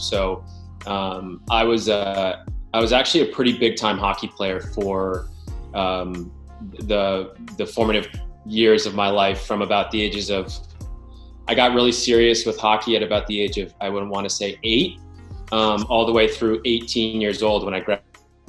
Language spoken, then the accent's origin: English; Darien, Connecticut, United States; I'm originally from Darien, Connecticut